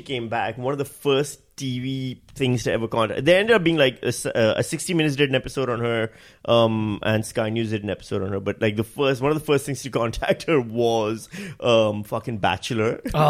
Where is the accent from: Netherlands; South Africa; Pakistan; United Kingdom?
Pakistan; moved away; I'm Pakistani.